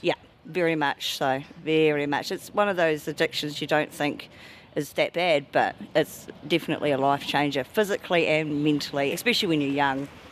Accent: Tauranga, Bay of Plenty, New Zealand; moved away as an adult; I'm from Tauranga

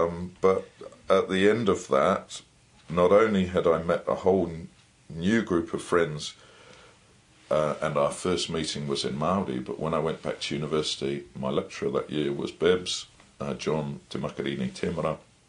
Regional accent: England, United Kingdom; now in New Zealand; I'm still an Englishman. I've been challenged when I say my pēpēha, and I link back to the UK.

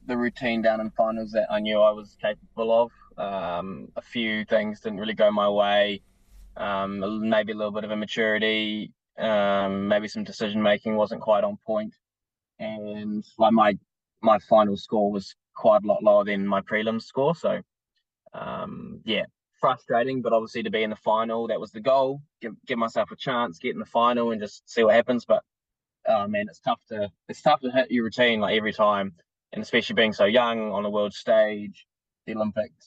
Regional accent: New Zealand; being just a Kiwi bloke who loves the outdoors

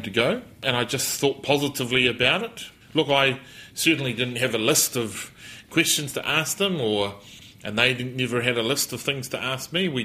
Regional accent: Waikato, New Zealand; I at least now know that I'm from the Waikato, uh, and I know that my mother is Pākehā, dad is Maori

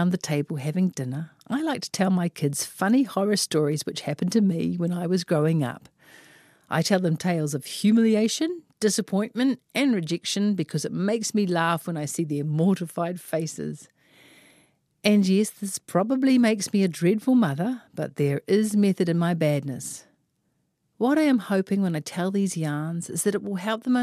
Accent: Auckland, New Zealand; I am from West Auckland after all.

